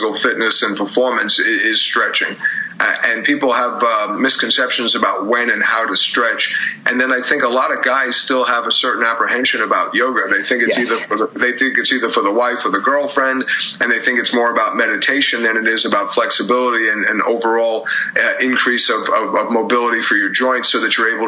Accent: New York, United States; also born or lived in Philadelphia; I grew up in New York and went to school in Philadelphia

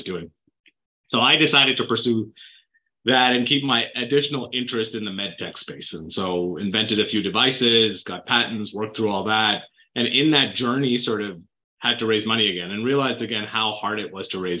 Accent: Canada; moved away as an adult; now in United States; I grew up in Canada

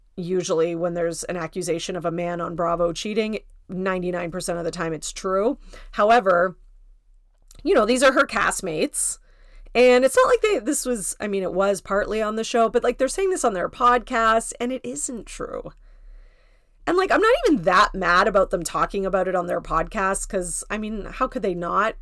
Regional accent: Canada; I'm Canadian, so my Thanksgiving is in October.

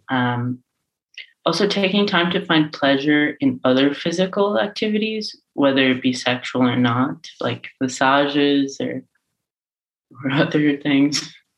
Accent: Ireland; now in Amsterdam, Netherlands; I grew up in Ireland and I grew up in a sort of religiously adjacent household

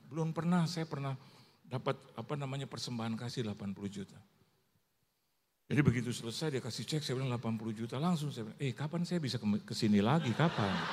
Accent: Manado, North Sulawesi, Indonesia; Mama saya itu eh, Chinese, jadi saya menado Chinese actually.

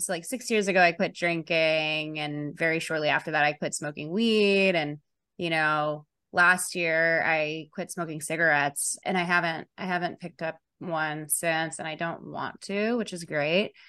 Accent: Chicago, Illinois, United States; I grew up in Chicago, very liberal family

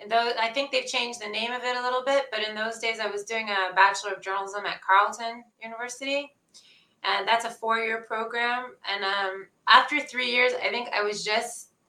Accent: Ottawa, Ontario, Canada; also born or lived in Winnipeg / Vancouver; now in Israel; I'm from Ottawa originally

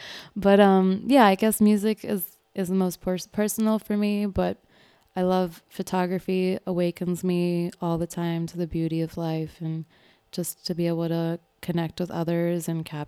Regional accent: Manhattan, New York, United States; I'm from Manhattan. Okay. I'm from Kips Bay. Gibbs Bay represent. It's like Midtown East Side little area.

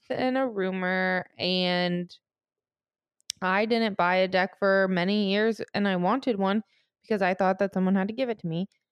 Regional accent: St. Louis, Missouri, United States; I'm from Saint Louis

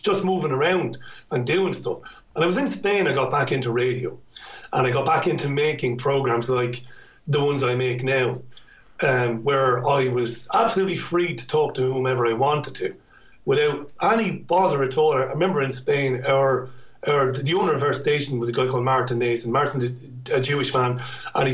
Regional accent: Ireland; moved away as an adult; now in United Kingdom; I had a difficult time growing up in Ireland

